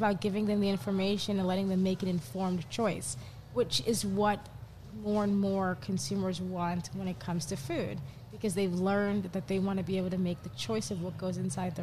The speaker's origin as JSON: {"language": "English", "region": "New York", "country": "United States", "tie": "born or raised there", "said": "I grew up in New York"}